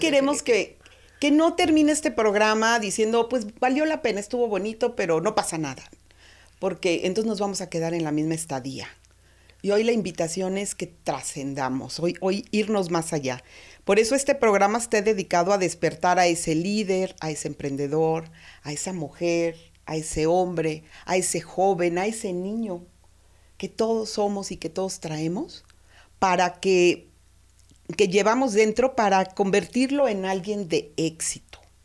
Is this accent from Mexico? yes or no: yes; Mexico; así somos los mexicanos